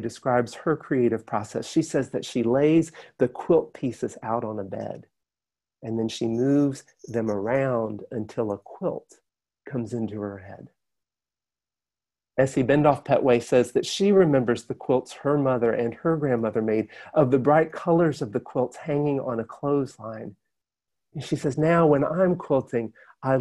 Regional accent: Alabama, United States; my home state of Alabama

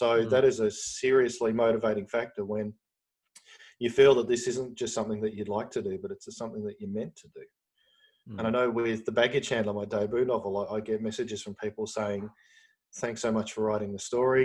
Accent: Australia; as an Australian

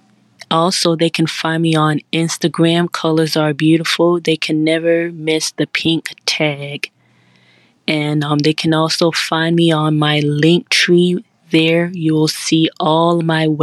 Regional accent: Miami, Florida, United States; I'm from Miami, Florida.

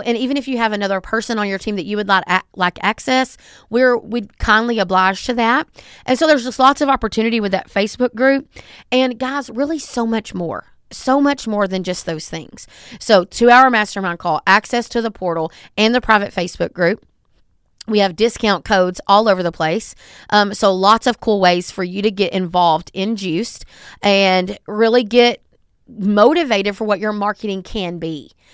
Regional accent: the South, United States; I'm from the South and I talk fast

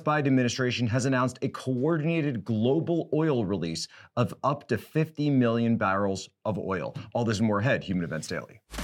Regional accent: Philadelphia, Pennsylvania, United States; I'm from the Philadelphia area.

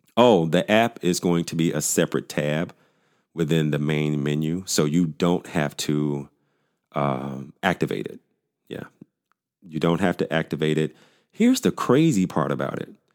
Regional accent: Pine Bluff, Arkansas, United States; moved away as an adult; also born or lived in Dallas, Texas; my hometown of Pine Bluff, Arkansas

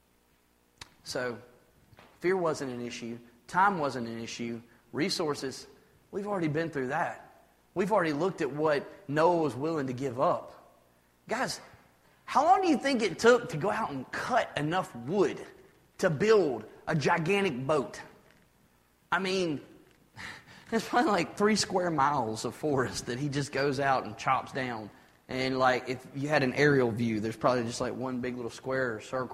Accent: United States; I'm an American

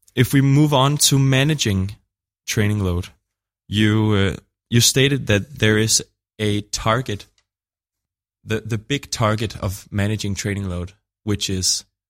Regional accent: Denmark; I'm from Denmark

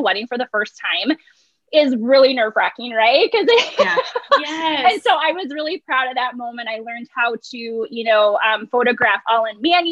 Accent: Big Lake, Minnesota, United States; Big Lake, Minnesota

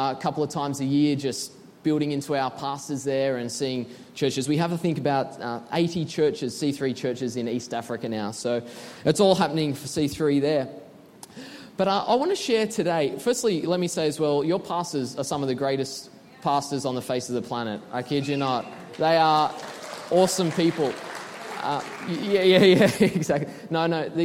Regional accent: Sydney, New South Wales, Australia; moved away; We are from Sydney, Australia

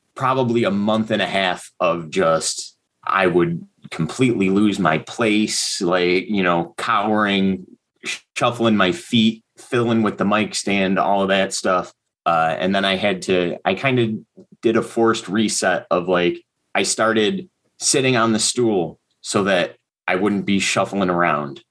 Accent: Hamburg, New York, United States; I grew up just outside of Buffalo, uh, town called Hamburg, New York

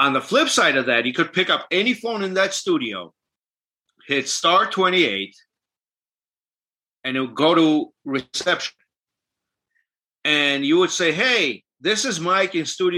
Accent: Armenia; first language Armenian; English is a second language; moved away; I'm from Armenia, which is considered Eastern Armenian. So we speak Eastern Armenian dialect, but I speak both fluently

